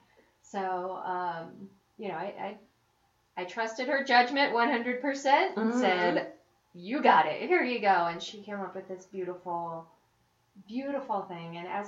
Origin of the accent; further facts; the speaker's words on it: Florida, United States; also born or lived in Chicago; now in Colorado, United States; I grew up in Florida.